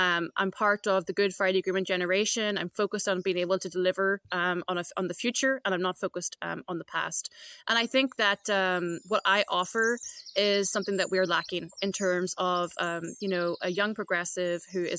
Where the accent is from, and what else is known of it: Derry, Northern Ireland, United Kingdom